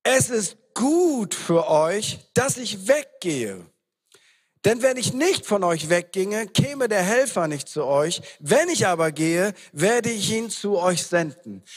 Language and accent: German; East Frisia, Lower Saxony, Germany; wir sind in sich ja schon komisch als Ostfriesen.